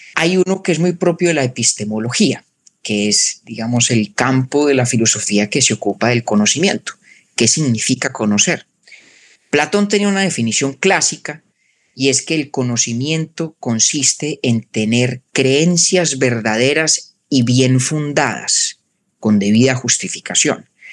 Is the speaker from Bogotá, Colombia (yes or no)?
yes; Bogotá, Colombia; moved away as an adult; now in United States; nací en Bogotá, crecí allá